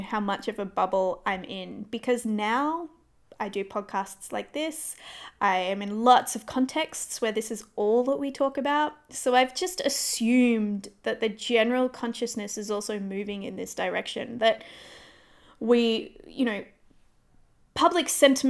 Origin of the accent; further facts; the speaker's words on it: Perth, Western Australia, Australia; We are. And it's going to be very difficult not to make this about Perth.